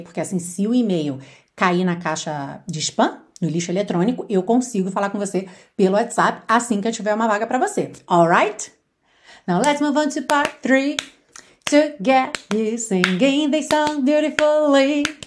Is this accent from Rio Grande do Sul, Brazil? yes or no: no; Rio de Janeiro, Brazil; accent: carioca; eu falo por experiência, porque sou carioca